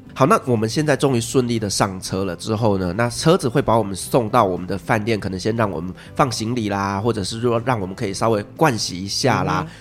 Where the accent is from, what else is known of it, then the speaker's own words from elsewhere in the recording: Taiwan; 头发对我们台湾人来讲真的很重要